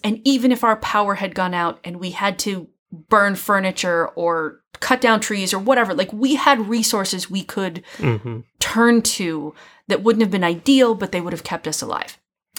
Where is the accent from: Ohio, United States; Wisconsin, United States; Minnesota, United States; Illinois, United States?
Minnesota, United States; moved away; I grew up in Minnesota.